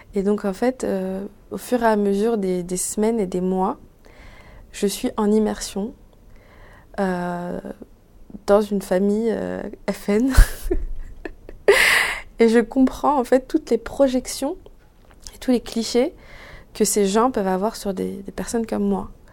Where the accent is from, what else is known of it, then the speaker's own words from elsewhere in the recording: Sarcelles, Île-de-France, France; also born or lived in Paris; j'ai grandi, j'ai passé les 15 premières années de ma vie à Sarcelles